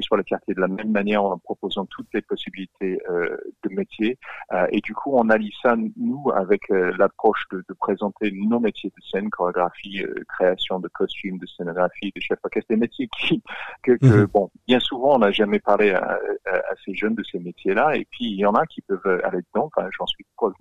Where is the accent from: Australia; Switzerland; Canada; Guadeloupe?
Australia; accent: Australian; French is a second language; now in France; je, suis australien, vous l'entendez de mon accent